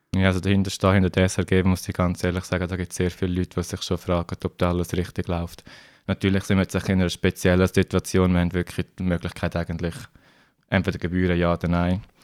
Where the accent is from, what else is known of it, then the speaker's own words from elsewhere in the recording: Switzerland; bei uns in der Schweiz